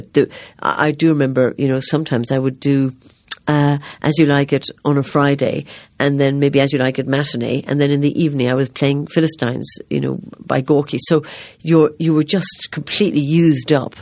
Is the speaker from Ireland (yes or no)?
yes; Ireland; I am Irish